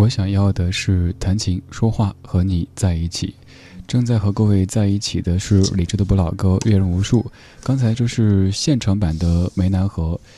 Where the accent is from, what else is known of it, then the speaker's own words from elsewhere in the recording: Chengdu, Sichuan, China; 我们都是成都人